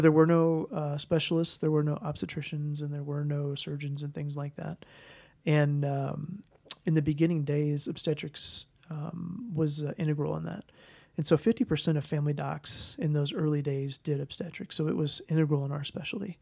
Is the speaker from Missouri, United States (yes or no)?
yes; St. Louis, Missouri, United States; moved away as an adult; also born or lived in Kansas City / Kansas; I was raised in Saint Louis